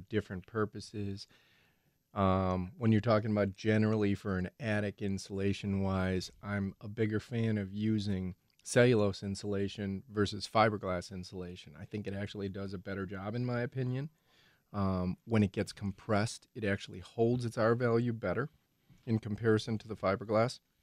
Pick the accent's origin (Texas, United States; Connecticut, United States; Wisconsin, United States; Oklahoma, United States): Wisconsin, United States; Ozaukee County; Ozaki County Fair myself because that's my hometown